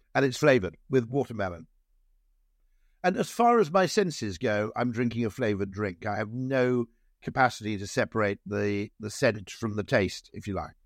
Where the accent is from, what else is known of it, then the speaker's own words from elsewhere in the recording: Wales, United Kingdom; now in just outside London, United Kingdom; I grew up in Wales